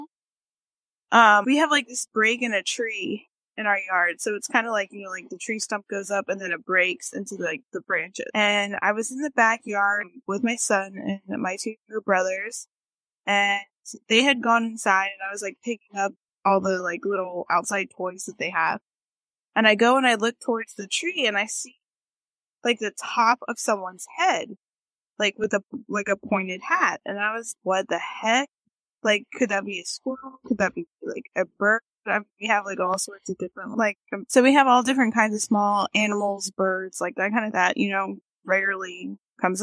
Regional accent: North Carolina, United States; I've lived here, and I've lived here even when I was a kid

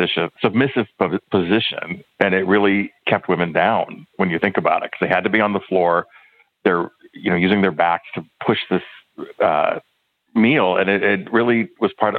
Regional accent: California, United States; I'm from California

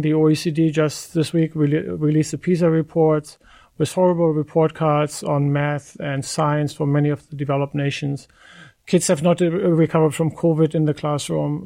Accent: Germany; moved away; I, I come from Germany. My parents live in Germany, get care in Germany.

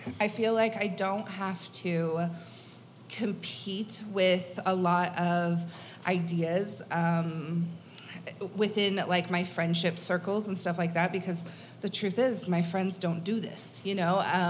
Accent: Kansas, United States; I'm from Kansas, and I have a lot of family here and in Cedar Rapids. A lot of my family's from Iowa, and I don't even get out to the coasts very often.

